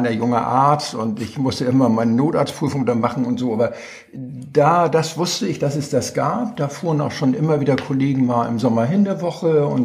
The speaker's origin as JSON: {"language": "German", "region": "Hamburg", "country": "Germany", "said": "Nein, ich komme aus Hamburg"}